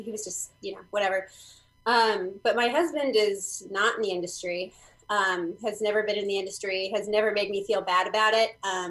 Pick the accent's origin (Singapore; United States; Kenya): United States; Bay Area, California; No, I was born and raised in the Bay Area.